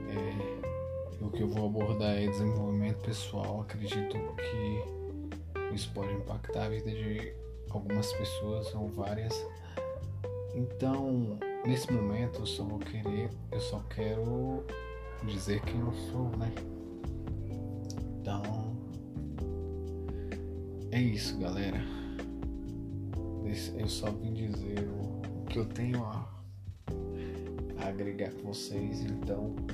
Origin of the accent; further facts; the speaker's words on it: Uberlândia, Minas Gerais, Brazil; sou de Uberlândia